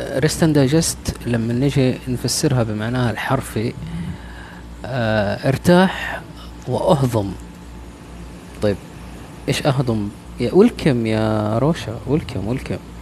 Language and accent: Arabic; Taif, Makkah Province, Saudi Arabia; أنا آه، من الطائف أساسا